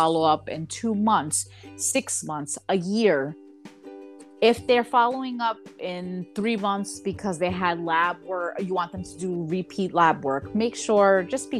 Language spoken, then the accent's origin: English; New York, United States; moved away; I'm a New Yorker.